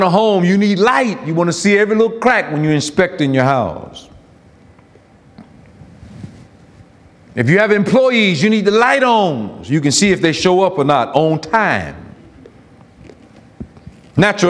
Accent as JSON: {"language": "English", "region": "Florida", "country": "United States", "tie": "born or raised there"}